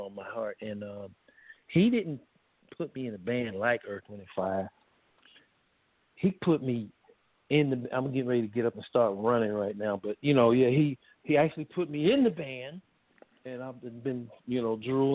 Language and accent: English; Bay Area, California, United States; I grew up in the Bay Area where there were tons of bands